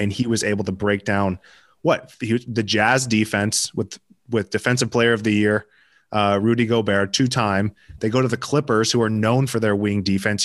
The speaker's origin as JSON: {"language": "English", "town": "Denver", "region": "Colorado", "country": "United States", "tie": "born or raised there", "also_born_or_lived": "Newport Beach, California"}